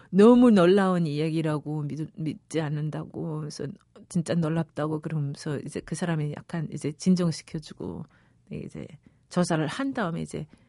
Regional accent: Pyongyang, North Korea; moved away as an adult; also born or lived in Equatorial Guinea / Spain / United States / South Korea; 저는 어릴 때부터 평양에서 자라다 나니까

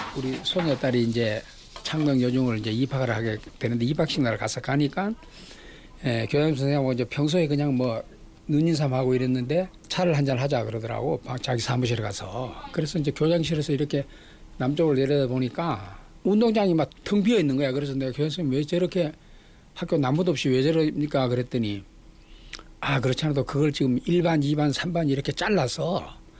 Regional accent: Ulsan, South Korea; now in Seoul, South Korea; 제 고향 울산에서 이제 우리가 자랄 때는

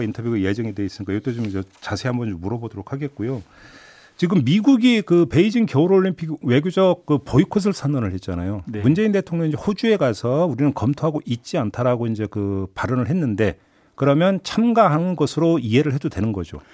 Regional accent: Boryeong, South Chungcheong, South Korea; born or raised there

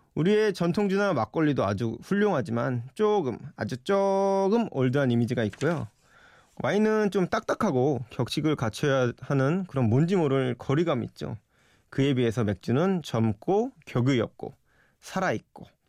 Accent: Yeoju, Gyeonggi Province, South Korea; moved away; 제 고향 여주 친구 모임에

